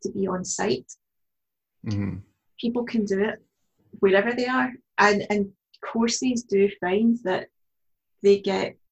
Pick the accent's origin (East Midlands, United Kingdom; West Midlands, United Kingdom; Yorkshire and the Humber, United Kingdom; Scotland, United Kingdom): Scotland, United Kingdom; Glasgow; born and brought up in Glasgow